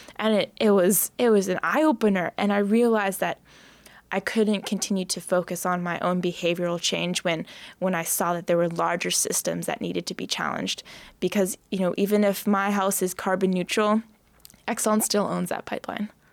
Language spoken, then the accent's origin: English; Maine, United States; my home state of Maine